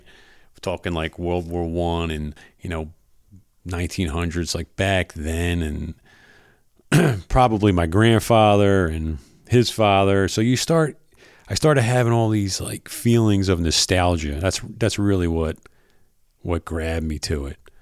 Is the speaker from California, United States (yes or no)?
no; Philadelphia, Pennsylvania, United States; moved away as an adult; now in South Jersey, United States; I am originally from Philadelphia, South Philadelphia, actually